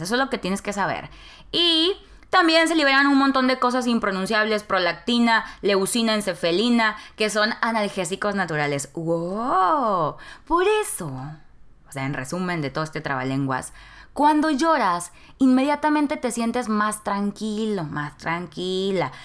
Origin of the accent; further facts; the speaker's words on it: Nuevo Laredo, Tamaulipas, Mexico; moved away as an adult; now in Monterrey, Mexico; Nuevo Laredo, que es mi ciudad natal, Nuevo Laredo, Tamaulipas